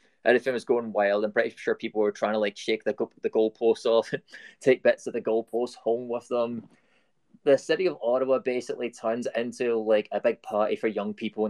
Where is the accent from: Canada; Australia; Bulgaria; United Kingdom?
United Kingdom; You know, I'm British. Like, you're born with a ball at your foot and you kick it into a goal right out of birth.